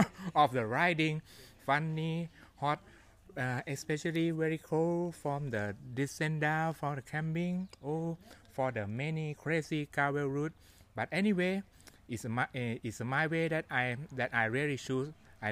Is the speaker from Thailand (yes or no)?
yes; Thailand; English is a second language; I'm come from the Thailand.